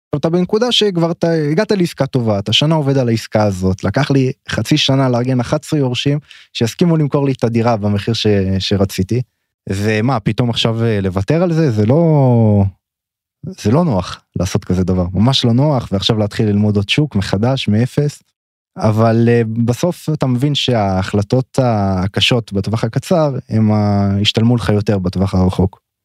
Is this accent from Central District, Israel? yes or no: no; Tel Aviv, Tel Aviv District, Israel; גדלתי בתל אביב